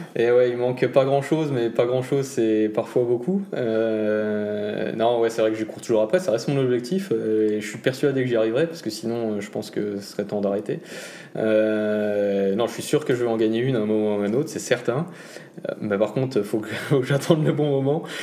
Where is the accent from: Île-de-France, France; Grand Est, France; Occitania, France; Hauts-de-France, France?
Grand Est, France; en tant que bon Alsacien